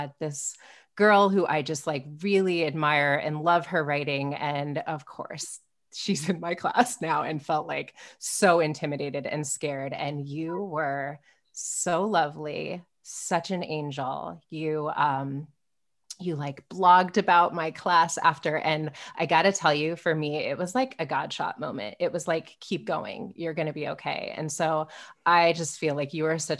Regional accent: Omaha, Nebraska, United States; I'm from Omaha

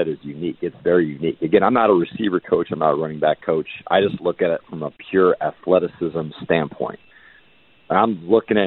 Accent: Miami, Florida, United States; born or raised there

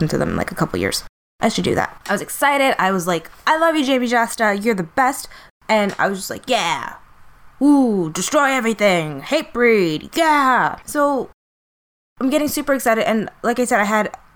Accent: New York City, New York, United States; we're in New York City. This is my hometown.

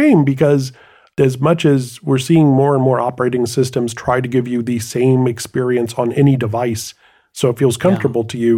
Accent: United States; I'm just an American brute.

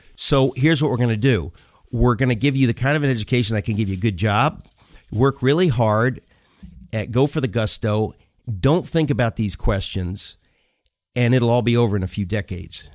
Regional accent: New York, United States; also born or lived in Connecticut; now in New York City, United States; I grew up in New York and in Connecticut

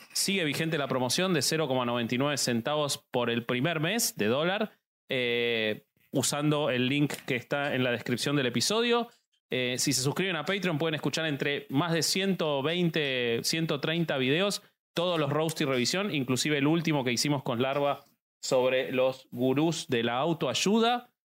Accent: Argentina; los argentinos somos muy supersticiosos

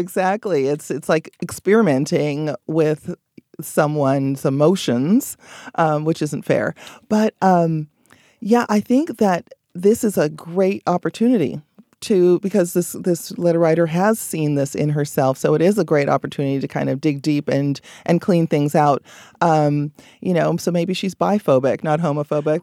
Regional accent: Belize; moved away; I'm from Belize, so I go there quite frequently, several times a year, just to be with family

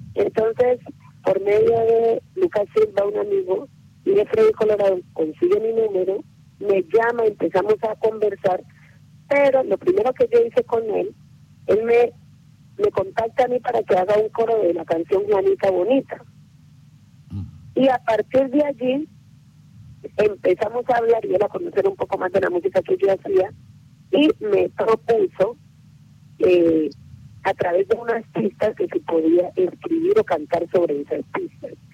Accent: Timbiquí, Cauca, Colombia; moved away; also born or lived in Cali; la institución educativa donde nosotros estudiamos en Timbiquí

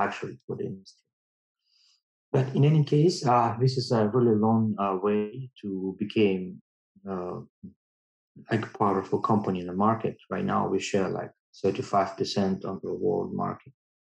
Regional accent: Russia; moved away as an adult; now in China; I came from Russia.

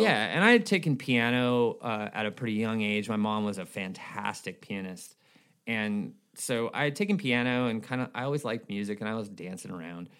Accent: Escondido, California, United States; also born or lived in Minnesota / Bay Area / Huntington Beach; I was born in Minnesota, but grew up in Southern California

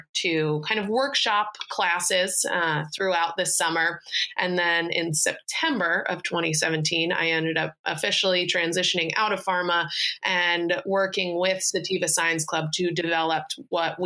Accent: New York, United States; moved away as an adult; now in Portland, United States; moved back home to New York for the summer because I'm from New York

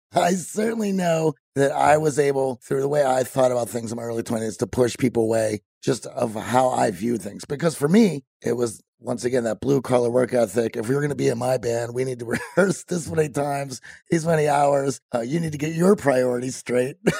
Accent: Midwest, United States; growing up in the Midwest

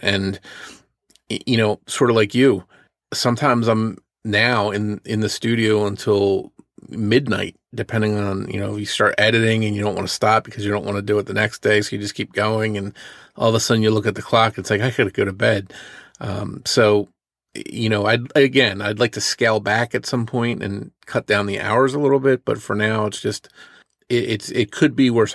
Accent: New Jersey, United States; where I grew up in New Jersey

